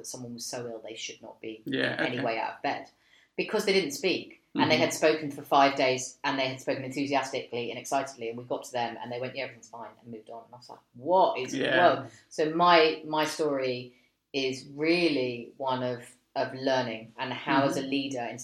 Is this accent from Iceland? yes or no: no; United Kingdom; we're British